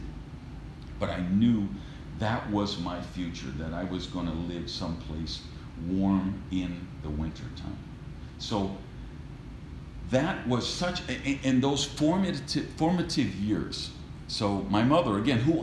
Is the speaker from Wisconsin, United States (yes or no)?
yes; Madison, Wisconsin, United States; we were raised in Madison, Wisconsin